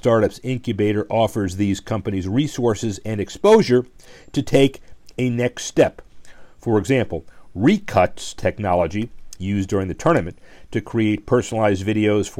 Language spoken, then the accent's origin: English; Miami, Florida, United States; my hometown Miami Dolphins